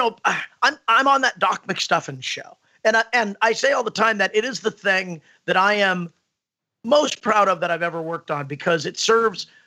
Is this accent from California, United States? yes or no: yes; Los Angeles, California, United States; I'm from Los Angeles